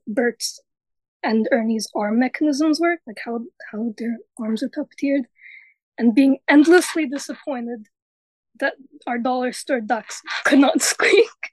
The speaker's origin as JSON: {"language": "English", "country": "Canada", "said": "since I'm Canadian, we didn't actually have proper Sesame Street for a lot for a while. So I grew up with Play With Me Sesame"}